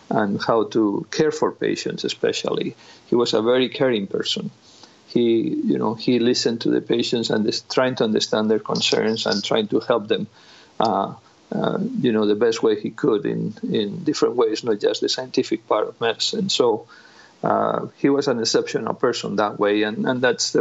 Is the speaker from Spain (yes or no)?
yes; Spain; moved away as an adult; also born or lived in Granada / Madrid; now in Iowa, United States; I'm originally from Spain